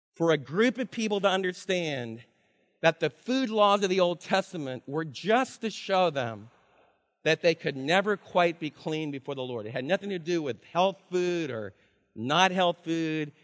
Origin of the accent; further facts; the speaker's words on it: East Coast, United States; moved away; I'm from the East Coast, and in my culture, when I was raised, to be, to be sharp, to be cunning, to be loud, we fight really, really hard